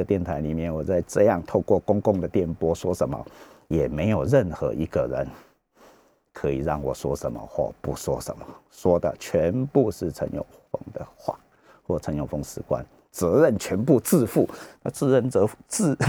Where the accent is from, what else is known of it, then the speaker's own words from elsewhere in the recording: Taiwan; 我是中国人呢，是观念中国的中国人啊，那但是我不是实证中国的中国人，我并没有拿中华人民共和国的护照啊